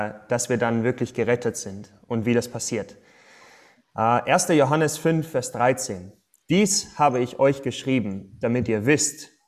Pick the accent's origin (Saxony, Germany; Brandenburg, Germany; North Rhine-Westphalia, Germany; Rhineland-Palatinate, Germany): North Rhine-Westphalia, Germany; Detmold; äh, ich bin in Detmold groß geworden, dann in Aachen studiert